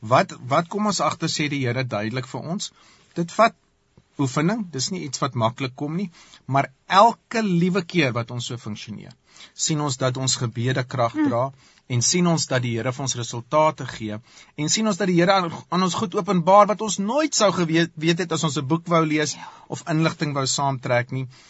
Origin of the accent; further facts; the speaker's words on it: South Africa; ons het as Afrikaners